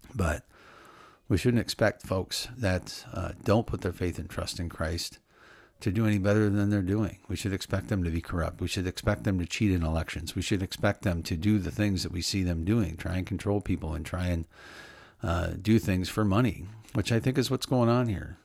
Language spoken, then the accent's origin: English; Illinois, United States; I wish I was born in Wyoming instead of Illinois